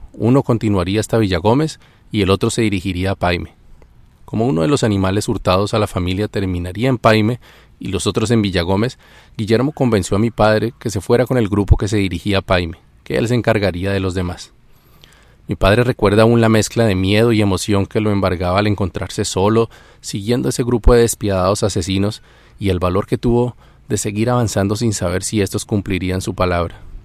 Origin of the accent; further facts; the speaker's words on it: Colombia; esta sangrienta historia en mi país